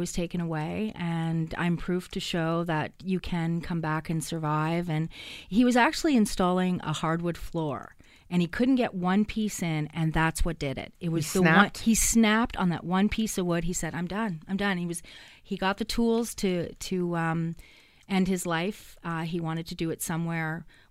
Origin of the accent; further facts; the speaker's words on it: Hamilton, Ontario, Canada; I'm from Hamilton